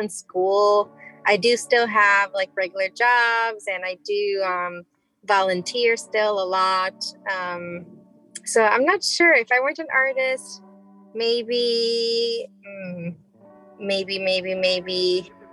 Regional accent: Chicago, Illinois, United States; I grew up in Pilsen, Chicago

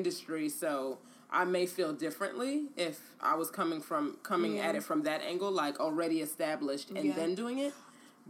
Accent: New York City, New York, United States; I'm a girl from the Bronx

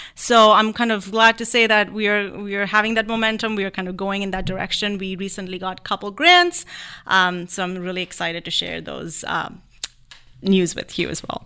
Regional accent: India; moved away as an adult; also born or lived in New York City / Western New York; now in Jamestown, United States; I was born in India. I was raised in India. So I actually got to New York City to attend the Martha Graham School of Contemporary Dance

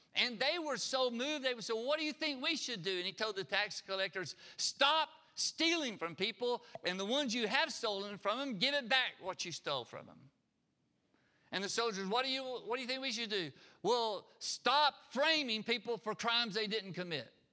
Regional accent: Harpersville, Alabama, United States; I grew up in Harpersville. We, we raised everything we ate.

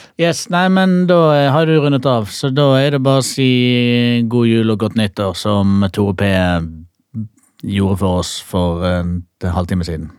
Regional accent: Bergen, Vestland, Norway; Jeg er jo fra Bergen.

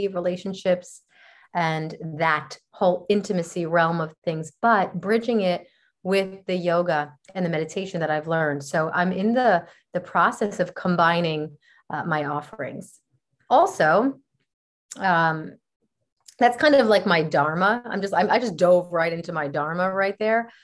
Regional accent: New Jersey, United States; also born or lived in Costa Rica; now in Los Angeles, United States; I'm originally from New Jersey on the East Coast of the United States

